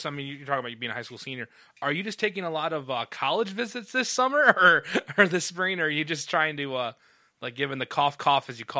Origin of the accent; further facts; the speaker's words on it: Midwest, United States; it's weird as a Midwesterner to say this, is like most racing is shut down.